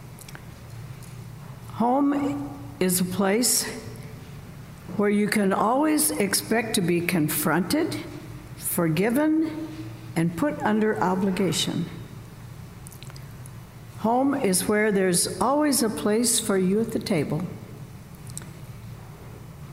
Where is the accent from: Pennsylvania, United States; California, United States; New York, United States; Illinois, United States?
Illinois, United States; Southern; now in Northern Illinois, United States; Where I grew up in Southern Illinois